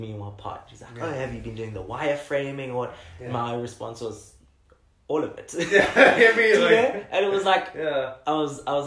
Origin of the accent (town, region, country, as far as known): South Africa